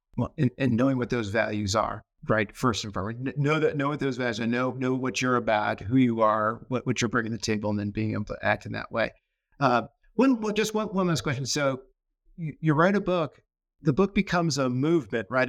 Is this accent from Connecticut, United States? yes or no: yes; Connecticut, United States; now in Arizona, United States; I grew up in Connecticut and, uh, lots of family in Massachusetts, so I'm New England through and through